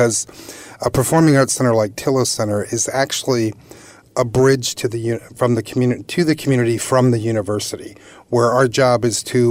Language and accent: English; Philadelphia area, New Jersey, United States; moved away as an adult; also born or lived in Michigan / North Carolina / Virginia; now in New York area, United States; I'm originally from the Philadelphia area